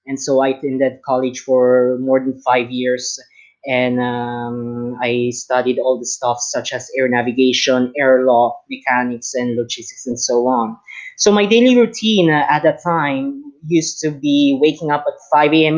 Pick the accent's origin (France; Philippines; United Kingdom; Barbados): Philippines; I am speaking right now from my hometown in the Philippines.